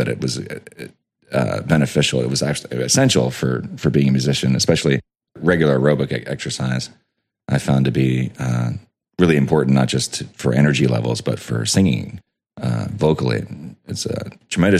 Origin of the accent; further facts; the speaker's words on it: United States; growing up in the States